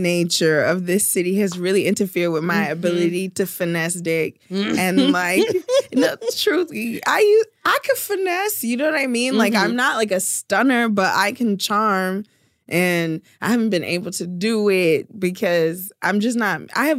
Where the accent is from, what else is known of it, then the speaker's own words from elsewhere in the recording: New York City, New York, United States; moved away; Yeah, I grew up in Brooklyn.